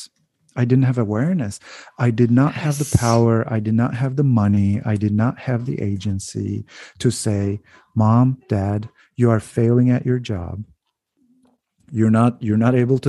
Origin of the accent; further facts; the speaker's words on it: Turkey; moved away as an adult; also born or lived in United States / Canada; now in Netherlands; growing up in Turkey and then going to different countries when I was so young, and then coming back